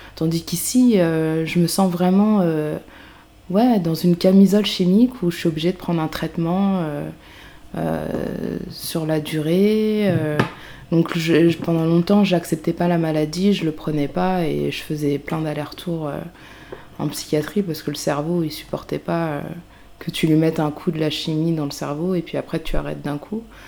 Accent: a small town in Yvelines, Île-de-France, France; now in Paris, France; je venais d'une petite ville des Yvelines

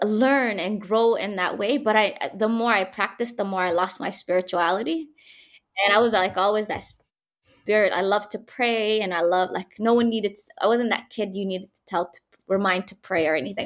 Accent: Canada; moved away as an adult; also born or lived in Mogadishu, Somalia / Egypt; now in Hargeisa, Somaliland; growing up in Canada, I went there when I was seven years old

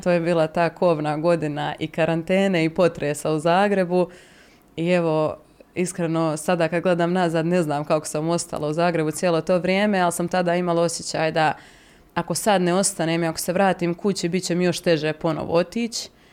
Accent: Mostar, Federation of Bosnia and Herzegovina, Bosnia & Herzegovina; moved away as an adult; now in Zagreb, Croatia; u mom rodnom gradu Mostaru

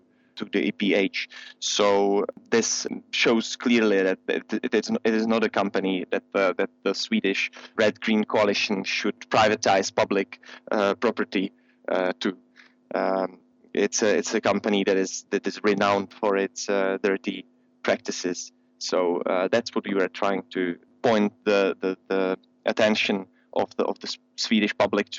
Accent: Czechia; I'm from the Czech Republic, working with Friends of the Earth Czech Republic

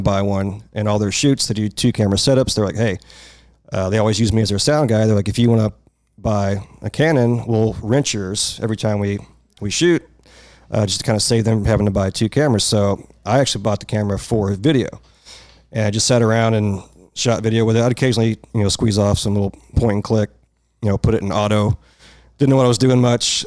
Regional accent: Irving, Texas, United States; I'm from here. Uh, lived in Irving most of my life.

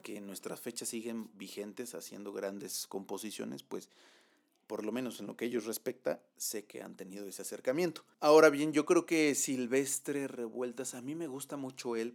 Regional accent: Mexico; soy mexicano y, y mexicano voy a ser en, en Baja California como en Chiapas

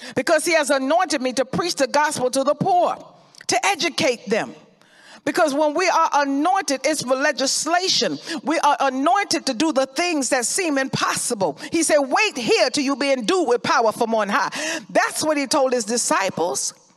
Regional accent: Florida, United States; I remember growing up in Florida

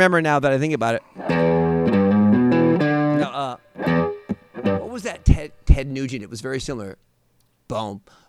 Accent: Seattle, Washington, United States; Seattle, Washington.

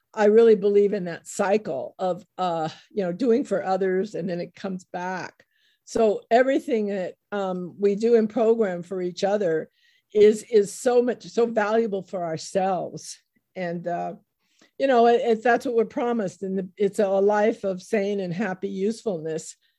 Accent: United States; I was born in the United States

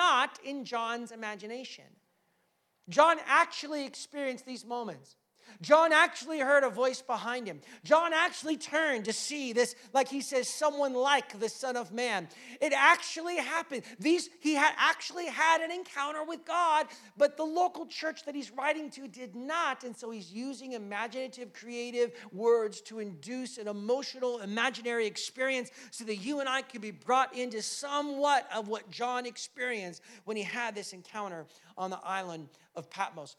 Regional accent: United States; now in Canada; I'm American

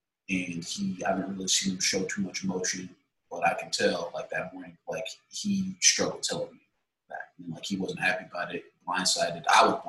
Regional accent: Illinois, United States; I mean, I grew up in Illinois for a little bit too.

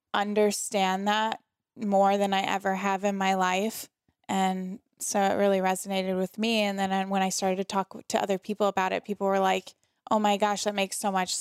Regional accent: St. Louis, Missouri, United States; St. Louis, Missouri. So my hometown is St. Louis. All my family is still there.

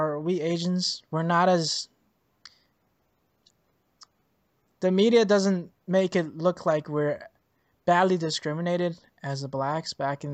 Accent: Canada; I'm Canadian and I'm lucky. We're Canadian and we're lucky that we can just go

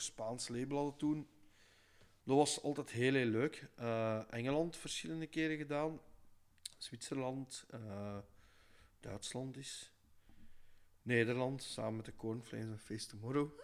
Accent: Belgium; we zijn al als Belg

